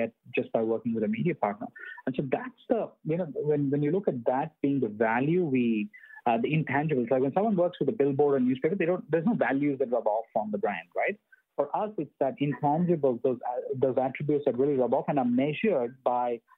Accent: India; when I was growing up in India

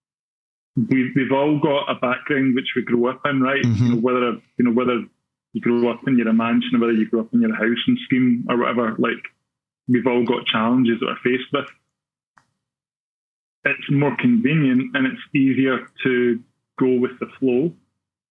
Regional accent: Glasgow, Scotland, United Kingdom; growing up in Glasgow

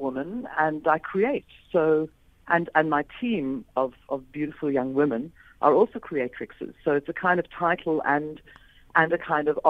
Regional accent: England, United Kingdom; born there; also born or lived in Scotland / Australia / United States; Hence, I was born in England. Then we went to live in Scotland, then we went to Australia, came back to England, la, la, la.

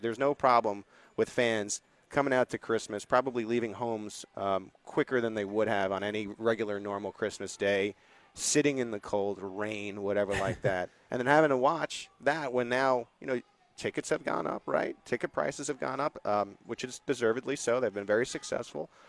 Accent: East Coast, United States; moved away as an adult; now in Kansas City, United States; I grew up in the East Coast. I grew up with the Bronx cheer

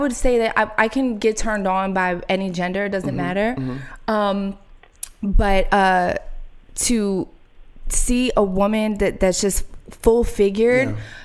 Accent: Philadelphia, Pennsylvania, United States; now in Los Angeles, United States; I grew up in Philly.

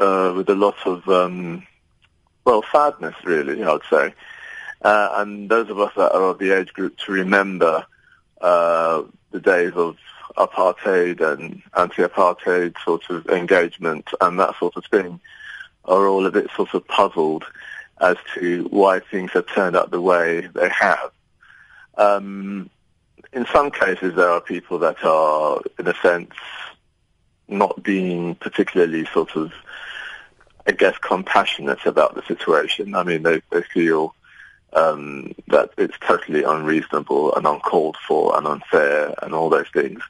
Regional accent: Nigeria; moved away as an adult; now in London, United Kingdom; My parents took me to Nigeria, and I sort of went to secondary school and university there

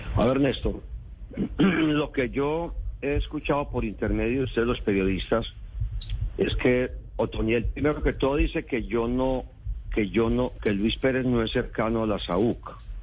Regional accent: Antioquia, Colombia; yo soy un dirigente antioqueño

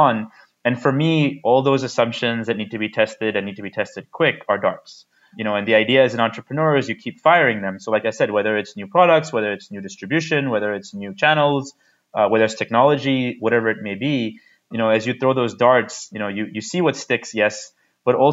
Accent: United States; now in India; I didn't grow up in India. I grew up in the United States.

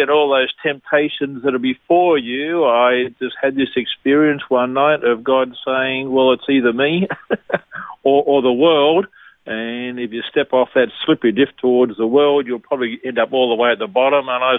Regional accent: Bankstown, New South Wales, Australia; also born or lived in Gosford, New South Wales; I was born in Gosford in New South Wales, grew up in Bankstown, so I'm a Bankstown boy.

